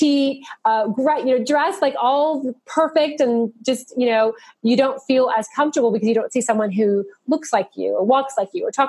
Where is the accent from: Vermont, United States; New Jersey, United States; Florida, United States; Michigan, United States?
Florida, United States; Miami; moved away as an adult; also born or lived in Raleigh, North Carolina; when we moved back home to Miami